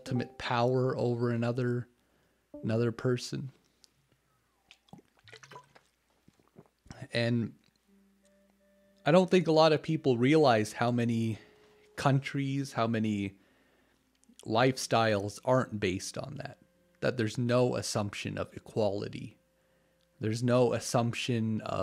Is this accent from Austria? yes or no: no; Canada; even though I'm not American, I'm Canadian